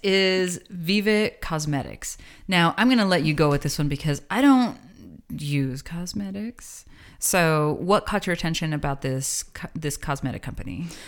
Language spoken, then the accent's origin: English; the Borderlands, New Mexico, United States; Bueno Foods is something that we grew up with here in the Borderlands